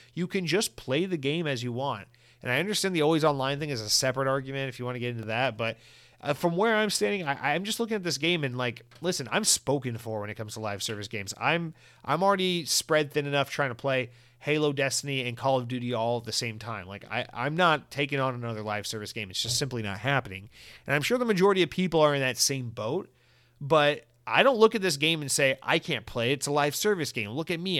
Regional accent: Georgia, United States; I'm from Georgia

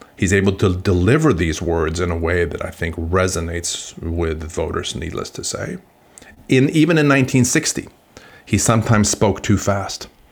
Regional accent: Sweden; moved away; I'm originally from Sweden

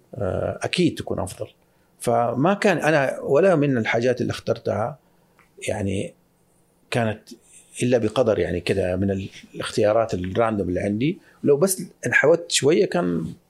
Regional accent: Saudi Arabia; كمواطن سعودي

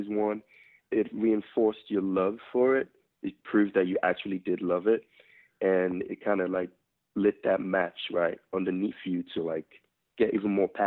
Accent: Lagos, Nigeria; also born or lived in New York; now in Los Angeles, United States; originally born and raised in Lagos, Nigeria, West Africa

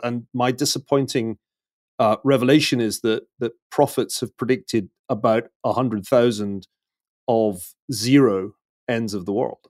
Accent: Glasgow, Scotland, United Kingdom; I'm from Glasgow

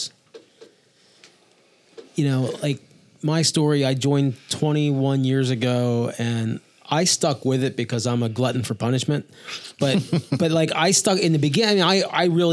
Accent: Kennett Square, Pennsylvania, United States; now in Lancaster County, United States; I'm not from Lancaster County. I'm from Chester County. Italian, Catholic. I moved here

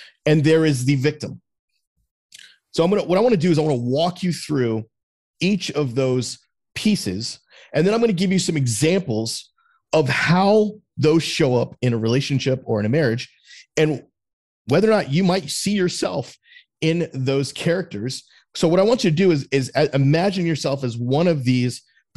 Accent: South Florida, United States; I grew up in South Florida where it's fucking 98 degrees all the time

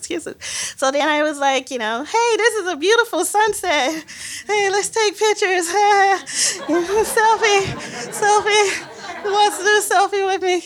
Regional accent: Mississippi, United States; I'm from Mississippi

